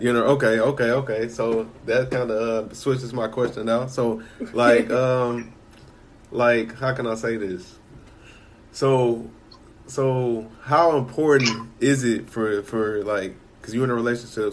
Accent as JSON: {"language": "English", "town": "Chicago", "region": "Illinois", "country": "United States", "tie": "born or raised there", "said": "I grew up in Chicago, so I was born in '93."}